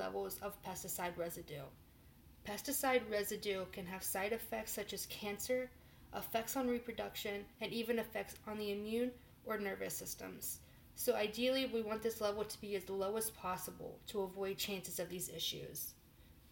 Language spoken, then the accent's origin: English; West Virginia, United States; moved away as an adult; also born or lived in Morgantown, West Virginia; now in Chicago, United States; I grew up on a farm that was located in West Virginia